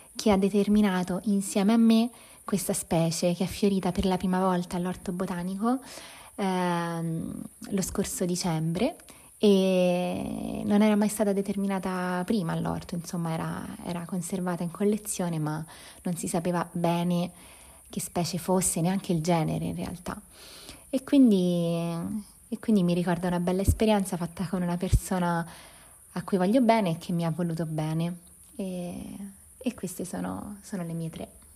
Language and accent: Italian; province of Viterbo, Lazio, Italy; la campagna dove sono cresciuta, nella provincia di Viterbo